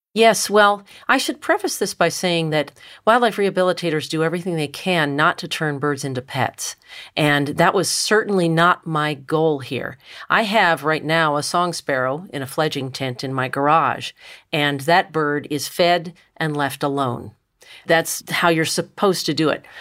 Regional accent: Richmond, Virginia, United States; now in Ohio, United States; I grew up in Richmond, Virginia

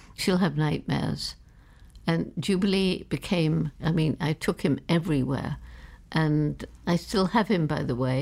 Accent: London, United Kingdom; I was born in London

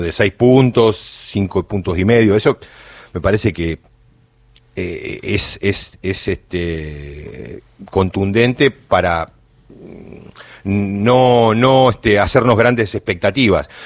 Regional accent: Choele Choel, Río Negro, Argentina; soy del interior, de, soy rionegrino, de Choel Choel

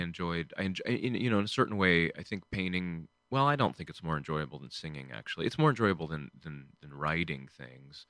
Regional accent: Michigan, United States; I grew up in, um, a small town in Michigan.

